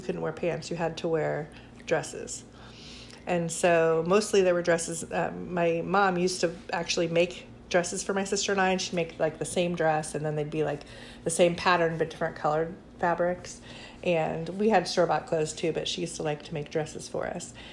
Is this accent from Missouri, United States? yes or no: yes; Blue Springs, Missouri, United States; also born or lived in Connecticut / Independence, Missouri; I was born in Connecticut, and then I lived there for 3 years, and then I moved to Independence, and I lived there for 5 years, and then I grew up in Blue Springs.